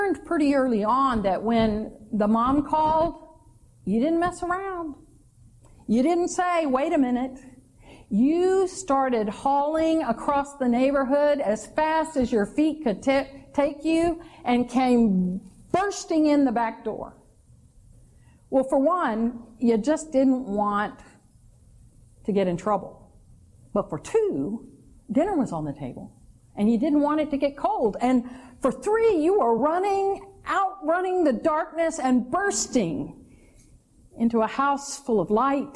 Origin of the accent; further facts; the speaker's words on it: El Campo, Texas, United States; being a preteen, elementary age kid growing up in El Campo, Texas